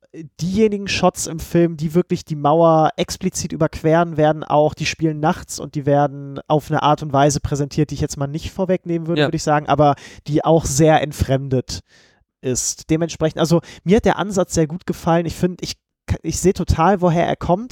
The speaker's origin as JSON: {"language": "German", "country": "Germany", "said": "als Deutscher"}